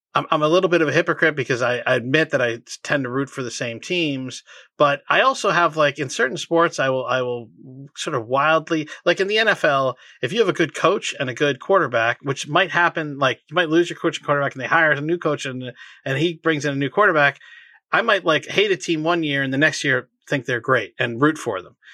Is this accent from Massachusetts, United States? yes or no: yes; Boston, Massachusetts, United States; born or raised there